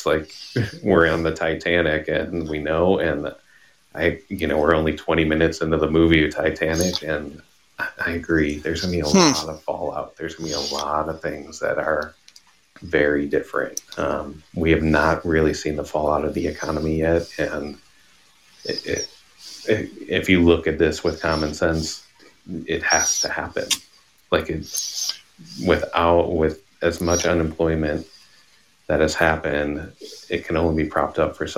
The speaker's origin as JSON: {"language": "English", "town": "Buffalo Grove", "region": "Illinois", "country": "United States", "tie": "born or raised there", "also_born_or_lived": "Ohio", "moved": "yes", "lives_now": "Arizona, United States", "said": "I was born in Buffalo Grove, Illinois, a northwest suburb"}